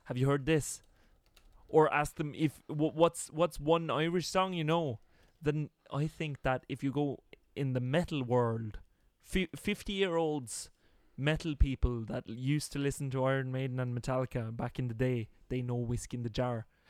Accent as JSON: {"language": "English", "country": "Norway", "said": "me as a poor Norwegian"}